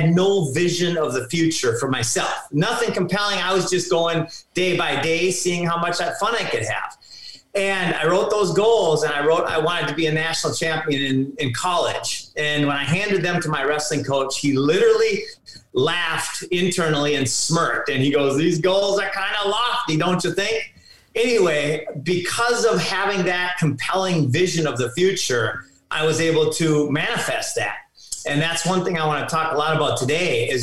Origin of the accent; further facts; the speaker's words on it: Minnesota, United States; I grew up in Minnesota, suburb kid, just a standard house